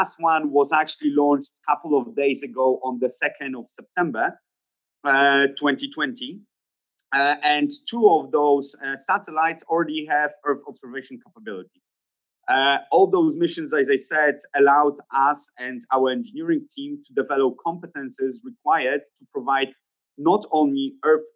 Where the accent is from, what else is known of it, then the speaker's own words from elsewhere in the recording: Poland; also born or lived in Cambridge, United Kingdom; I'm originally here from Poland